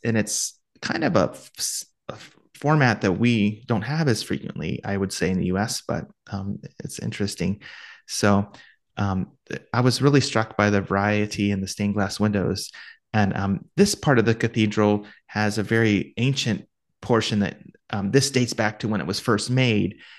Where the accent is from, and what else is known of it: Ohio, United States